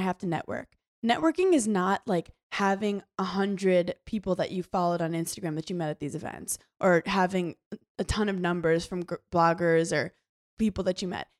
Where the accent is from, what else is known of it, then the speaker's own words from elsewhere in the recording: New York, United States; I'm from New York